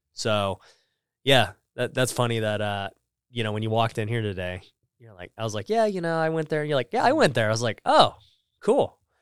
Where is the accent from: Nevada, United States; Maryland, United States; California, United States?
Nevada, United States; Las Vegas; moved away; I'm from Vegas